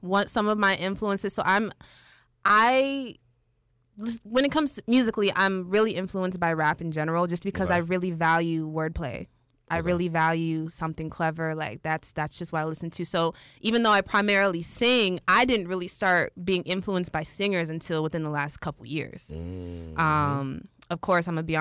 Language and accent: English; Prince George's County, Maryland, United States; now in Atlanta, United States; I'm from Prince George's County, Maryland.